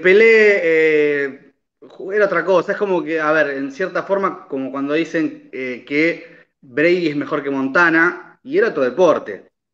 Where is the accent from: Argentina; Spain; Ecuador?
Argentina